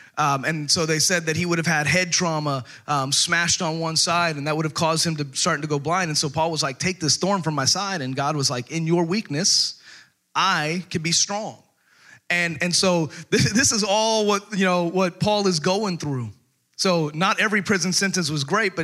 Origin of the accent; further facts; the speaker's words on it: Texas, United States; moved away; I was born and raised in Texas